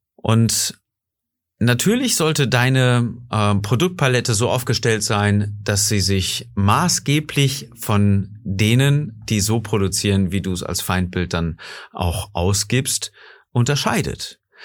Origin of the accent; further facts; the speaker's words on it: Germany; bei uns in Deutschland